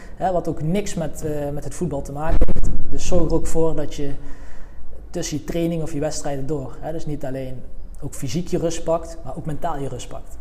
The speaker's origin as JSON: {"language": "Dutch", "town": "Veldhoven", "region": "North Brabant", "country": "Netherlands", "said": "Ik kom uit Veldhoven, ligt in de buurt van Eindhoven."}